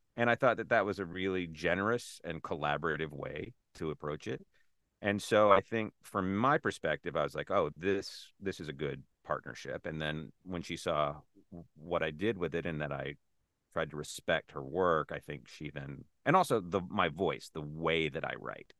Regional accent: South Carolina, United States; moved away; also born or lived in Chicago / New York / Los Angeles; I grew up in South Carolina

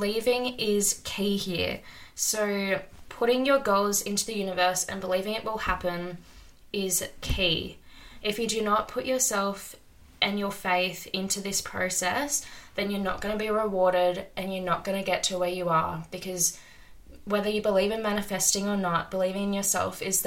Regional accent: Sydney, New South Wales, Australia; moved away; also born or lived in small country town; I'm currently living in a small country town, but I'm originally from Sydney, Australia.

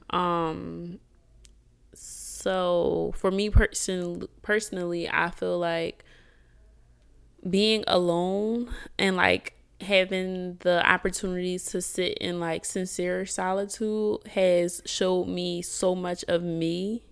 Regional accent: Philadelphia, Pennsylvania, United States; moved away as an adult; now in Houston, United States; I'm from Philly, and in Philly, I had, um, I don't wanna say I, I was somebody, but, like, I am somebody, but I had businesses established

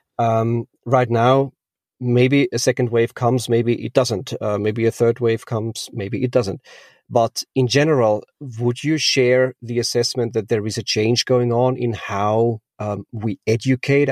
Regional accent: Austria; I'm from Austria, I was born and raised there.

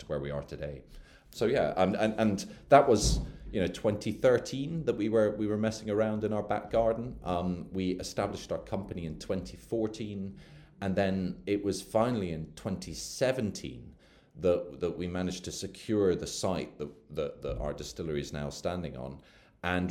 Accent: Edinburgh, Scotland, United Kingdom; moved away as an adult; also born or lived in London; I grew up in Edinburgh, and then went away to university in London

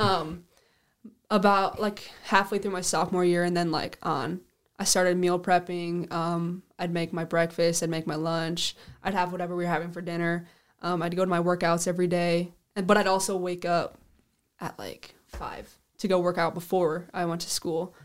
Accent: Sioux Falls, South Dakota, United States; I'm from Sioux Falls, South Dakota. I lived on the east side

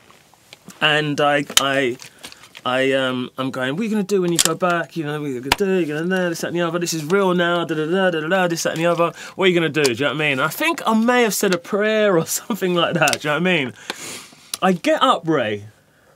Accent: London, United Kingdom; I grew up in Hackney

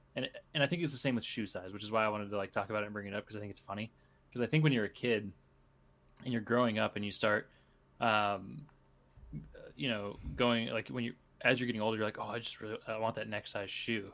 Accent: Cedar Falls, Iowa, United States; I grew up in Cedar Falls

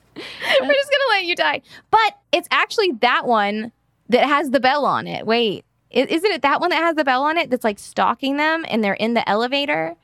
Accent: Mississippi, United States; my hometown in Mississippi

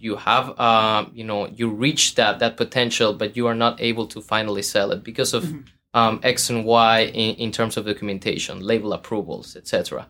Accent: Guadalajara, Jalisco, Mexico; moved away as an adult; now in Boston, United States; I am from Jalisco, Mexico, southwest of the country.

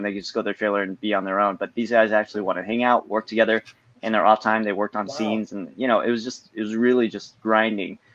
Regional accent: United States; as Asian American

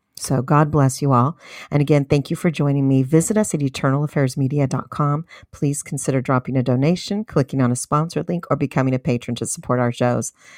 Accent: United States; know your rights as an American citizen.

